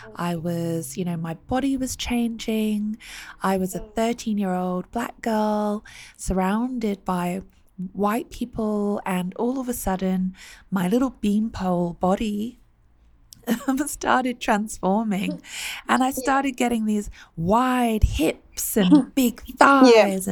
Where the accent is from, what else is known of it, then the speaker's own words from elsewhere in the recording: United Kingdom; I grew up in the UK